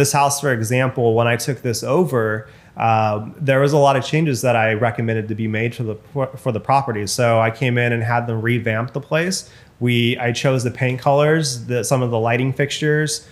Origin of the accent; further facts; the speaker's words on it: Bakersfield, California, United States; moved away as an adult; also born or lived in Sacramento, California; now in Bay Area, United States; my hometown, for example, in Bakersfield